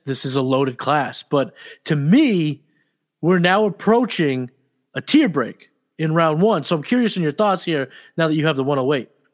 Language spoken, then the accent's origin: English; New England, United States; I'm from New England